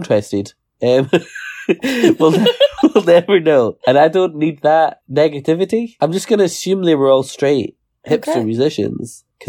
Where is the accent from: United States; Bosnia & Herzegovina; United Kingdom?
United Kingdom; Scotland; I'm from Scotland.